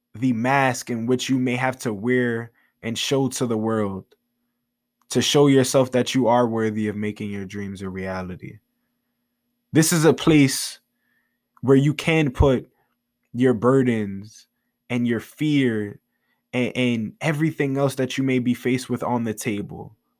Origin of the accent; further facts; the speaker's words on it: New York City, New York, United States; I am from the Bronx, New York